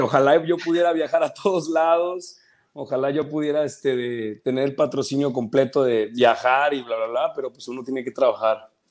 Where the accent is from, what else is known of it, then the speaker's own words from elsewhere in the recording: Mérida, Yucatán, Mexico; moved away as an adult; now in Chetumal, Mexico; yo soy de Mérida, yo nací en Mérida, Yucatán, ahí crecí y hace aproximadamente unos 2, 13, 14 años me vine a vivir a Chetumal